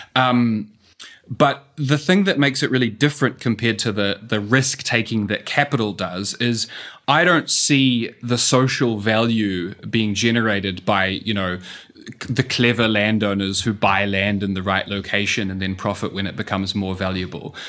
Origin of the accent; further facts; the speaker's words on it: New Zealand; accent: New Zealand; moved away as an adult; also born or lived in Singapore; as you can tell from the accent, um, I'm a New Zealander.